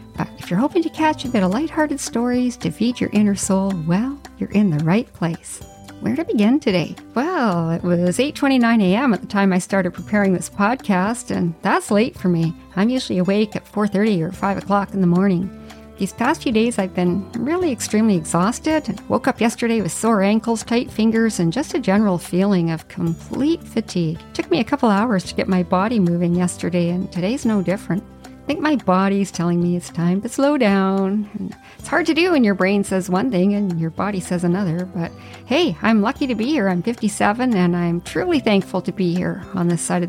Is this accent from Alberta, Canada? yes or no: no; Whitehorse, Yukon, Canada; moved away; I grew up in the Yukon in a neighborhood with kids from all backgrounds